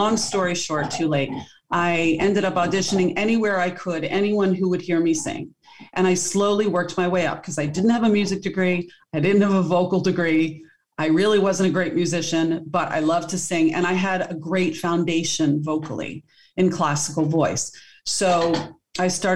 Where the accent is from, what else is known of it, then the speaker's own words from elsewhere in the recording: Wilmington, Delaware, United States; I grew up in Wilmington, Delaware